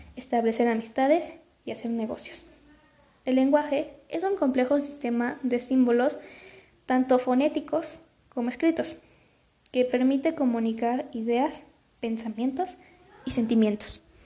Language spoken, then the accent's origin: Spanish; Mexico; aprender a hablar las lenguas de nuestro país, como por ejemplo el náhuatl, el zapoteco, el otomí